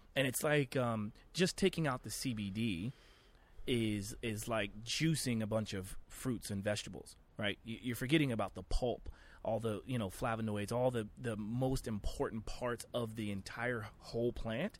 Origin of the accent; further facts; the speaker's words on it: Oklahoma, United States; I grew up very sheltered, very conservative life. I'm from Oklahoma.